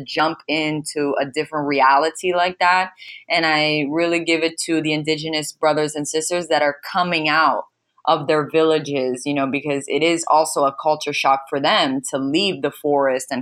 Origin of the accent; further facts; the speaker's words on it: United States; I was raised here in America